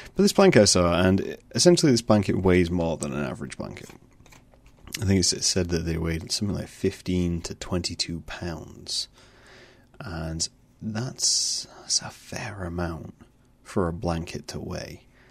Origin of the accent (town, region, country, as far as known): United Kingdom